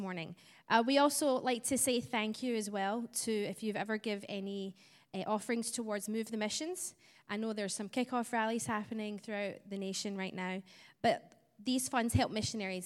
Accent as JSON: {"language": "English", "region": "Scotland", "country": "United Kingdom", "tie": "born or raised there", "said": "I don't have an Arkansas accent. I was born in Scotland, so that's where my twang is from."}